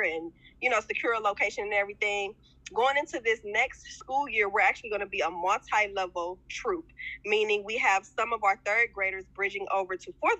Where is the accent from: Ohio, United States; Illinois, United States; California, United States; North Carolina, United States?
Ohio, United States; East Cleveland; Born and raised in East Cleveland, graduated from Shaw High School